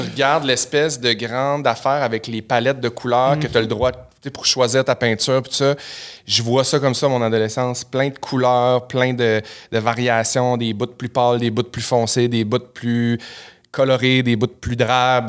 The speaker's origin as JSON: {"language": "French", "town": "Chicoutimi", "region": "Quebec", "country": "Canada", "said": "je viens de Chicoutimi au Saguenay"}